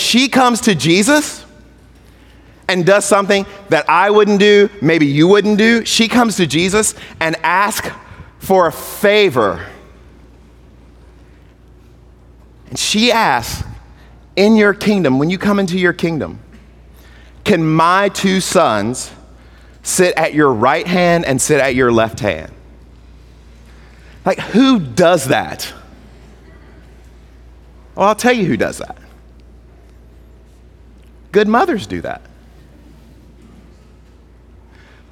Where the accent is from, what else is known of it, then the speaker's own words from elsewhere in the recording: Mississippi, United States; I'm from Mississippi